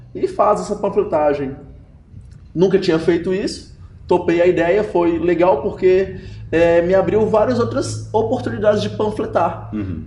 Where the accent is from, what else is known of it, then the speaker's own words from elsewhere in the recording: Montes Claros, Minas Gerais, Brazil; lá em Montes Claros, onde eu sou caçula de, de três filhos, minha mãe era professora